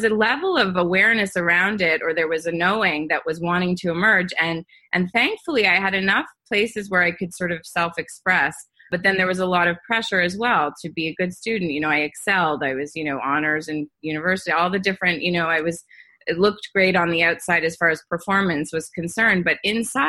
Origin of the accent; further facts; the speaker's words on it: Montreal, Quebec, Canada; I grew up in Montreal. I'm from Canada